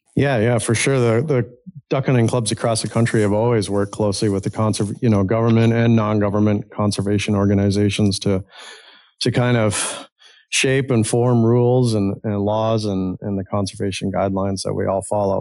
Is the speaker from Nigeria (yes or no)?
no; Ontario, Canada; moved away as an adult; now in Ohio, United States; I grew up in Ontario, Canada, originally a Canadian, I guess still Canadian.